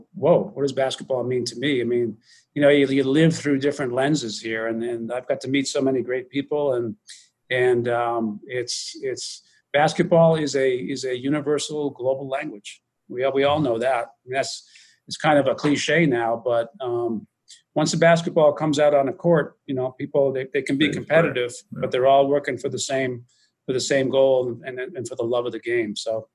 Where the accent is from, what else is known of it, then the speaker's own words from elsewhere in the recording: Springfield, Massachusetts, United States; I'm kind of a local guy. I grew up around the Springfield area, so the game was invented here.